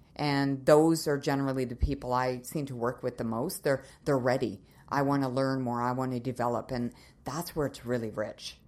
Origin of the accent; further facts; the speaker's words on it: Nova Scotia, Canada; moved away as an adult; also born or lived in Winnipeg, Manitoba / Calgary, Alberta; now in Kelowna, Canada; I was born and raised in Nova Scotia, so I'm a maritimer